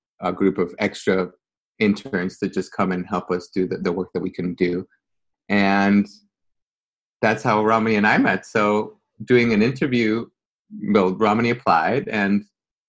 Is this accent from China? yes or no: no; Guatemala City, Guatemala Department, Guatemala; moved away as an adult; now in New York, United States; I was born and raised in Guatemala, small third world country